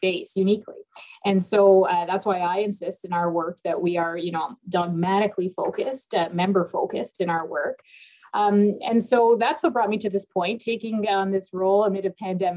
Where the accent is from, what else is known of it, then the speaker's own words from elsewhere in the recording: Toronto, Ontario, Canada; also born or lived in Lebanon; I was born in Lebanon, but I grew up in Scarborough, Ontario, and spent a lot of my youth in downtown Toronto